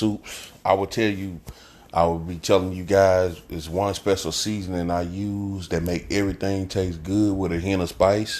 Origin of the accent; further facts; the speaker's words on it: Jackson, Mississippi, United States; I hail from Jackson, Mississippi